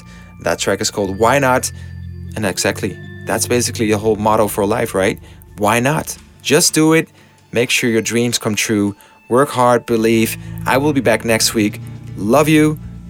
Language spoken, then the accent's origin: English; Amsterdam, North Holland, Netherlands; Amsterdam, in my hometown